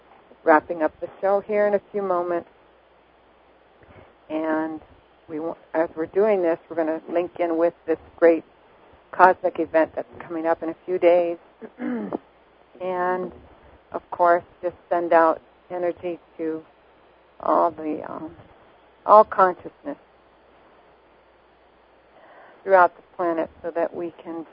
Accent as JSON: {"language": "English", "town": "Montreal", "region": "Quebec", "country": "Canada", "tie": "born or raised there", "said": "I love Canada. I was born there."}